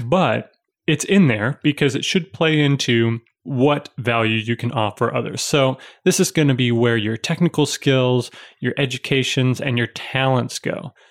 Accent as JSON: {"language": "English", "town": "Chicago", "region": "Illinois", "country": "United States", "tie": "born or raised there", "also_born_or_lived": "Pittsburgh", "moved": "yes", "said": "I was born in Chicago, lived in Pittsburgh for a while, so I'm a city boy."}